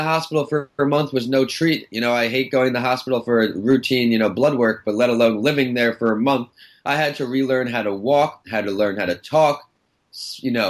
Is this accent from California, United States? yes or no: no; Northport, New York, United States; I grew up in Long Island, Northport, New York